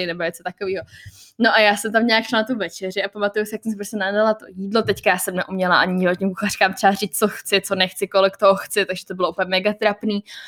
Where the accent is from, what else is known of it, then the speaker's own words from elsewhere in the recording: Czechia; accent: Czech; moved away; Mám prostě jako český přízvuk